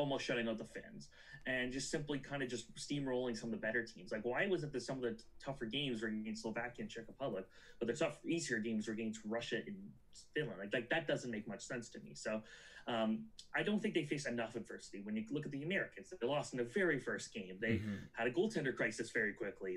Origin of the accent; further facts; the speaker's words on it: Canada; I'm a Canadian